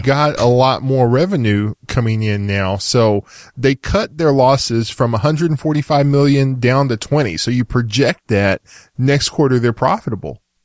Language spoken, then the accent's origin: English; Texas, United States; I'm from Texas.